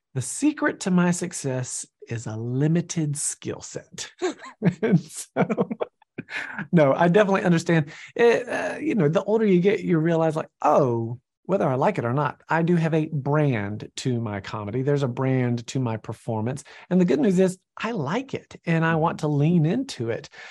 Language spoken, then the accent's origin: English; Georgia, United States; I'm from Georgia